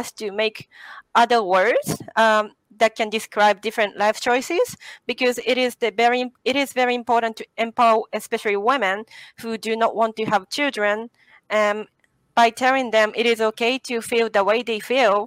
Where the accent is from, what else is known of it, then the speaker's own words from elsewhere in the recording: Japan; I'm actually from Japan